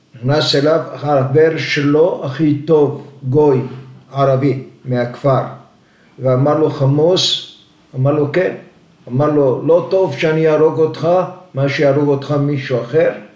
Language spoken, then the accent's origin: Hebrew; Moshav Yatzitz near Mazkeret Batya, Central District, Israel; also born or lived in Zanzur, Libya / Tripoli, Libya; עלינו לארץ, ישבנו במושב על יד, אה, מושב יציץ על יד מזכרת בתיה. אני מגיל אה, עשר עבדתי במשק